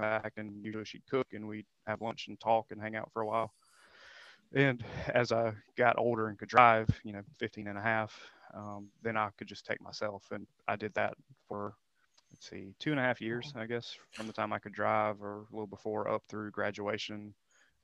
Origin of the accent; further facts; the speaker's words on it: Cheraw, South Carolina, United States; I'm from a small town in South Carolina called Charal